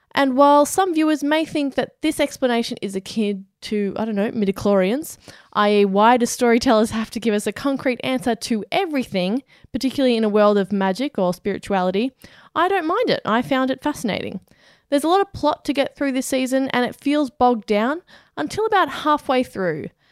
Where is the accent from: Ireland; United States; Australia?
Australia; We are Australian.